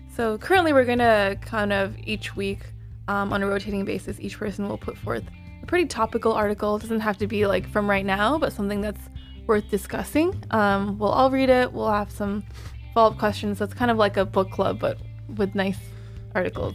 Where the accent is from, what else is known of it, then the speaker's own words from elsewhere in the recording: Toronto, Ontario, Canada; now in New York, United States; Rami and I are both Canadian. We're both from Toronto